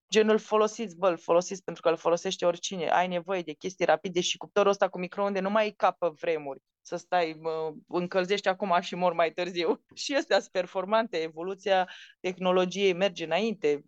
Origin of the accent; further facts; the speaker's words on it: Baia Mare, Maramureș County, Romania; accent: Transylvanian; moved away as an adult; also born or lived in Bucharest; nu m-am născut în Filipine, m-am născut în Baia Mare